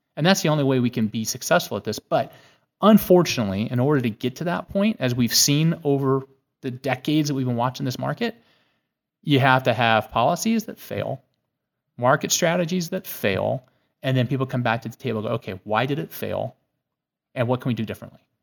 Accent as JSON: {"language": "English", "region": "California", "country": "United States", "tie": "born or raised there", "also_born_or_lived": "Santa Barbara", "moved": "as an adult", "lives_now": "Washington, D.C., United States", "said": "I was born a slow-witted Californian"}